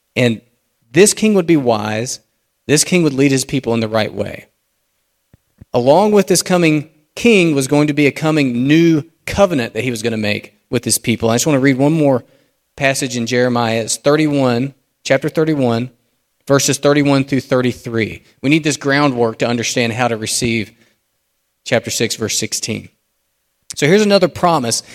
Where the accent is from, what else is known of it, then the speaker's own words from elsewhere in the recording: United States; us as American Christians